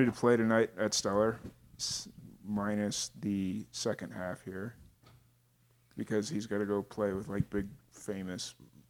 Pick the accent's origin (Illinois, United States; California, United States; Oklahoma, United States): Illinois, United States; Chicago; moved away as an adult; also born or lived in Florida; now in Roswell, United States; I was born and raised in Chicago. I lived 22 years in Chicago.